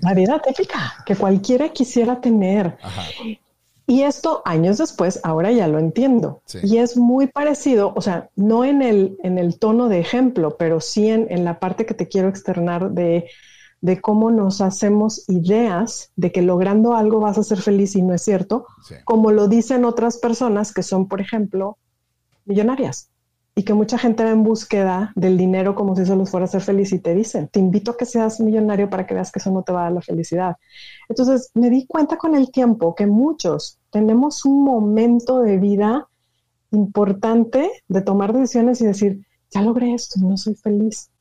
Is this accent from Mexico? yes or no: yes; Monterrey, Nuevo León, Mexico; moved away; yo soy originaria de Monterrey